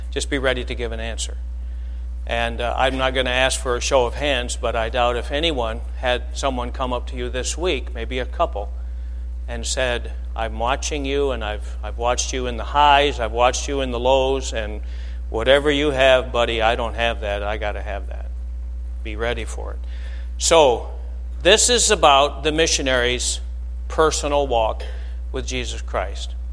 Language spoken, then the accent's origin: English; Flint, Michigan, United States; now in Alabama, United States; now I, we, are Michiganders, we're from Flint, and uh, but we live in Alabama.